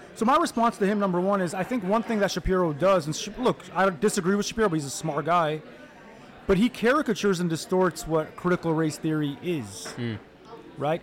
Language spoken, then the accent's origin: English; Detroit, Michigan, United States; also born or lived in Egypt / Miami, Florida / Dearborn; I grew up in Detroit on, on the west side of the city. Uh, was raised in Detroit and Dearborn